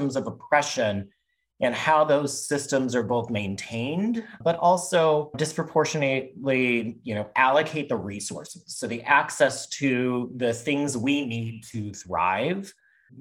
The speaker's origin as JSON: {"language": "English", "region": "Midwest", "country": "United States", "tie": "born or raised there", "said": "I grew up in the Midwest, in a suburb of a city, and in a very non-diverse, very white, kind of very Catholic area."}